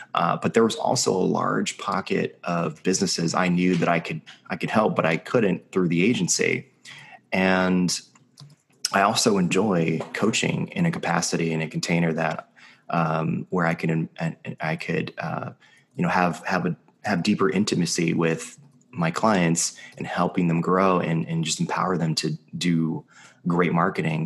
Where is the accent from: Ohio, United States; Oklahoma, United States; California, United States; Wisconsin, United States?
California, United States; Los Angeles; I've been born and raised in Los Angeles my whole life